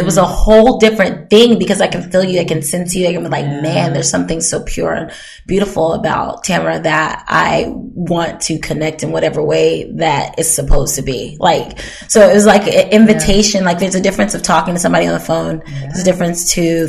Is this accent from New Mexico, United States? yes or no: no; Hawaii, United States; moved away; also born or lived in Germany; I grew up in Hawaii, was born in Germany. Didn't really remember Germany, but Hawaii, like, it was, but Hawaii was America still.